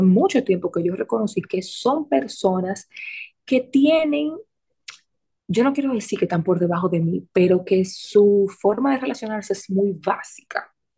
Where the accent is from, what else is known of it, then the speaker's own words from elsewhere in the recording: Santo Domingo, Dominican Republic; moved away; como decimos en Santo Domingo